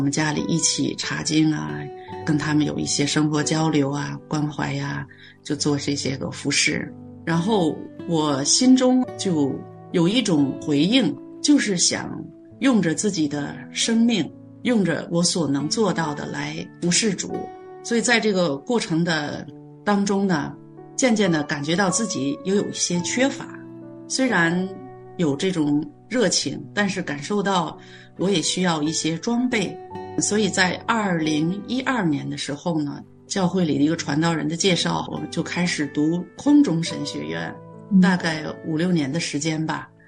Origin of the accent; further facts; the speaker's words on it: China; moved away as an adult; now in Canada; 然后我从中国来到加拿大的第一顿饭就是在他家吃的